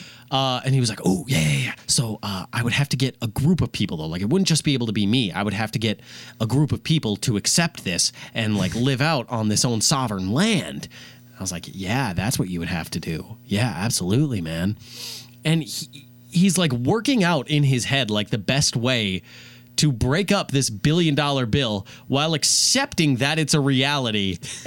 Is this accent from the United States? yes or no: yes; Rogers, Minnesota, United States; I'm a journalist major. I'm from Rogers, Minnesota.